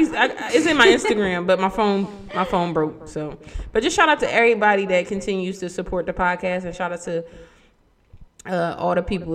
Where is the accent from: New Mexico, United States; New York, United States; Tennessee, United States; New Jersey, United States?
New Jersey, United States; Trenton; Trenton, huh? My hometown.